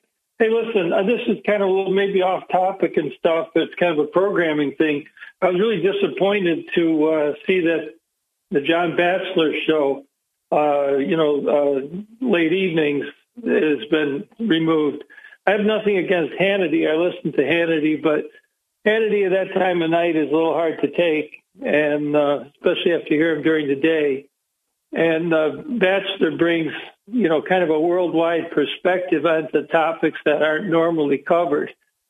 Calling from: Binghamton, New York, United States; Hey, this is … from Binghamton.

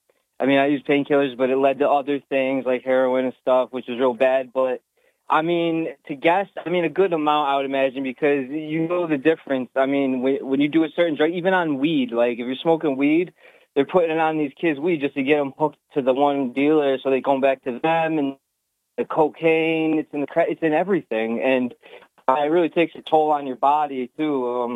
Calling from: Binghamton, New York, United States; I'm from Binghamton, New York.

